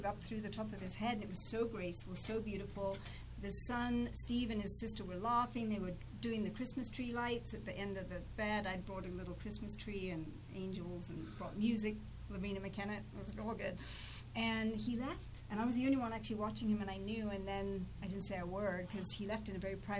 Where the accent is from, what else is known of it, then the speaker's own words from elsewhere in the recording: England, United Kingdom; I'm English